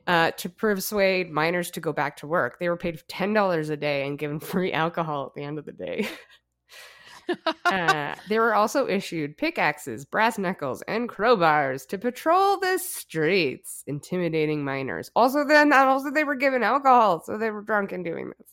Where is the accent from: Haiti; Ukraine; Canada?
Canada; Alberta; growing up in Alberta, my grandpa was a coal miner